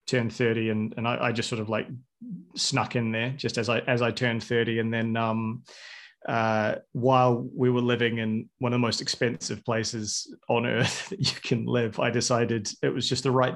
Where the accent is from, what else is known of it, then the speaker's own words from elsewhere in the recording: New Zealand; I was 13 when Lord of the Rings came out, and I'm from New Zealand.